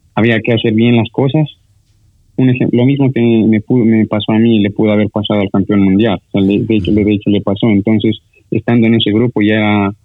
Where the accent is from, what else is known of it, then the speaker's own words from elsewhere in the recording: Sucumbíos, Ecuador; somos de, de Sucumbíos, pero sigue siendo norte